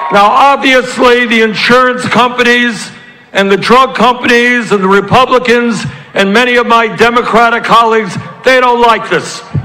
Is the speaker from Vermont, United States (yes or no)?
yes; Vermont, United States; I come from Vermont. We're not used to this sun